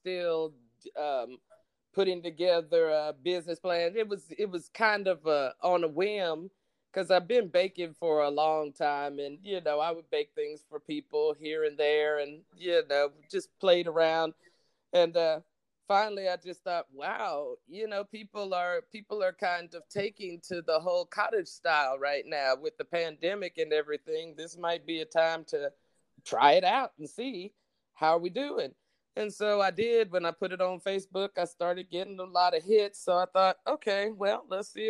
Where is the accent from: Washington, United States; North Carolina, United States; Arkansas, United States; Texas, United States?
Texas, United States; Dallas; I'm from Oak Cliff